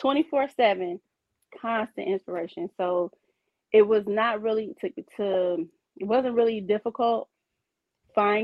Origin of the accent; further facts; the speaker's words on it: Chicago, Illinois, United States; now in Detroit, United States; I'm originally from Chicago. I've been here in Detroit for since 06, 07.